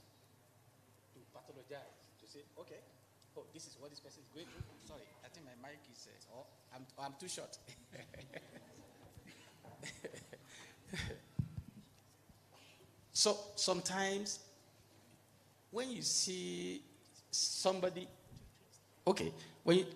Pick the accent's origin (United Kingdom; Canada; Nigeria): Nigeria; now in Kenya; I am a Nigerian